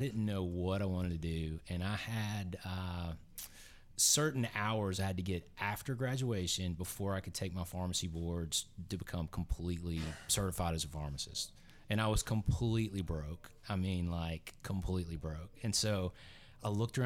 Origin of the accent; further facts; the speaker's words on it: Tennessee, United States; moved away as an adult; also born or lived in Grand Junction, Colorado / Jackson Hole, Wyoming; I grew up in Tennessee, had never been out of Tennessee for an extended period of time